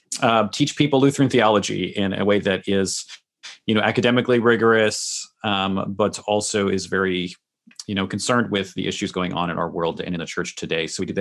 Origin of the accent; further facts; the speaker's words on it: Massachusetts, United States; now in New York, United States; I'm not really from the Midwestern or Lutheran culture. I grew up in a Reformed tradition in the Northeastern United States, in Massachusetts. I live in New York now. So I was, you know, baptized as an infant in a Presbyterian church